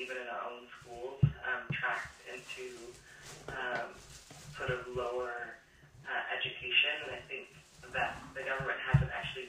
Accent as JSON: {"language": "English", "town": "Los Angeles", "region": "California", "country": "United States", "tie": "born or raised there", "said": "growing up in Los Angeles, I grew up in poverty and watched my mother work 3+ jobs"}